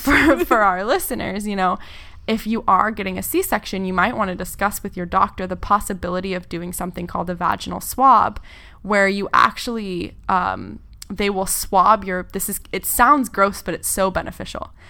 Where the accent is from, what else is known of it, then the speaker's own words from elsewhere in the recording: Gualala, California, United States; I grew up in a really, really small town in the middle of nowhere, uh, in, in Northern California